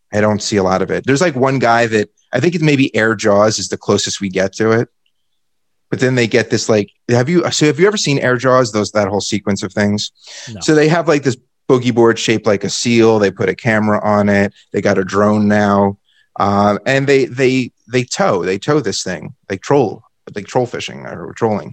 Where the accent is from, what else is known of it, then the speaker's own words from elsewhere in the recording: United States; As an American